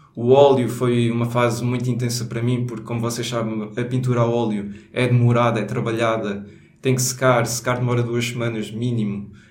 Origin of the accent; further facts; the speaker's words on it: Alentejo, Portugal; accent: Alentejano; now in Lisbon, Portugal; vai ser só sotaque alentejano aqui